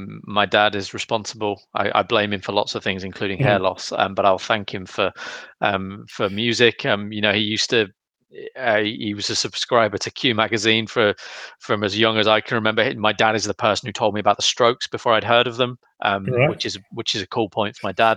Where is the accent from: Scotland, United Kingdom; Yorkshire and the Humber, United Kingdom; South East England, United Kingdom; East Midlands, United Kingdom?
East Midlands, United Kingdom; Loughborough; we're the only kids in school who were in a band. So we told all our friends to come down to the Three Nuns pub in Loughborough.